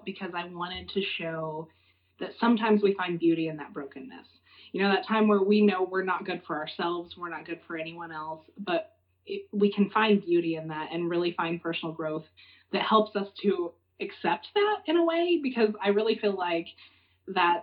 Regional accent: eastern New Mexico, United States; moved away; I grew up in New Mexico. On the eastern side of the state, right on the Texas border, is where I was raised.

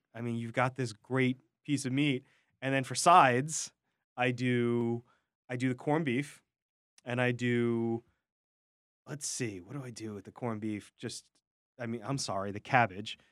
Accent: New York City, New York, United States; as a New Yorker

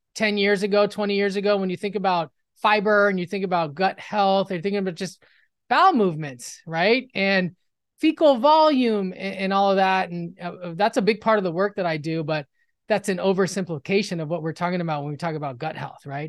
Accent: Los Angeles, California, United States; I'm from Los Angeles, West L A, and, um, in the, in the nineties, I was in high school

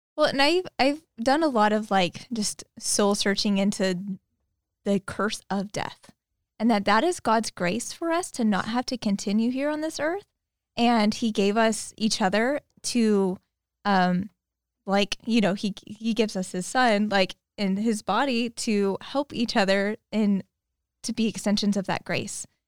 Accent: Modesto, California, United States; moved away as an adult; also born or lived in Petaluma; They moved to Modesto in nineteen ninety-one. They raised me and my, uh, older sister there

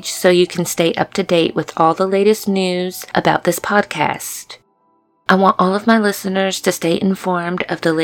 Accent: Louisiana, United States; I'm from Louisiana

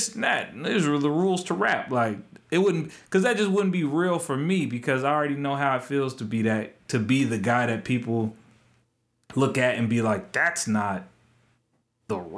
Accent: Topeka, Kansas, United States; I'm from Topeka.

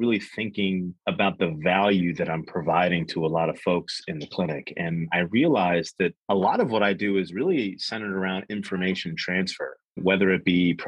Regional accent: Jersey Shore, New Jersey, United States; now in Wilmington, United States; I'm from the Jersey Shore

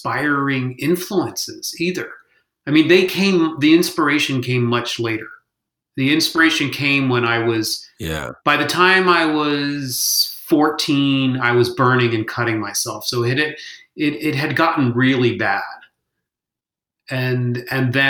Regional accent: Hong Kong; moved away; We had one channel on the television because I grew up in Hong Kong

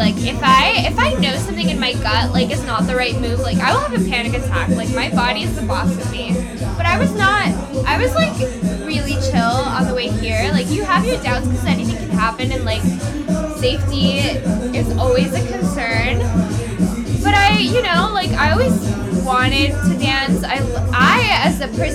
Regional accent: Miami, Florida, United States; I'm from Miami

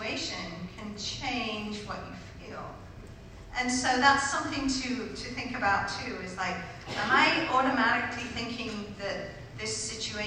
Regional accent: United Kingdom; I'm British

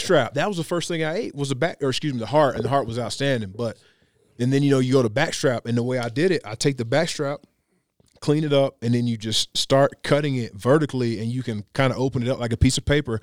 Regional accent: Tennessee, United States; moved away as an adult; now in Colorado, United States; growing up in Tennessee

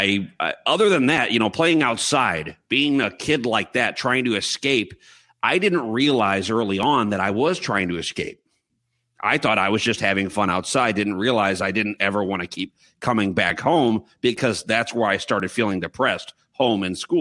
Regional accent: Chicago, Illinois, United States; I was born and raised here in Chicago, in the suburbs of Chicago, about 45 minutes from the city, northwest

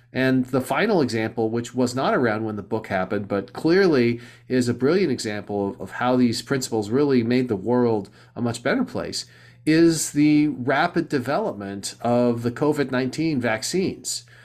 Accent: Southern California, United States; moved away as an adult; also born or lived in East Coast; now in Silicon Valley, United States; I grew up in Southern California

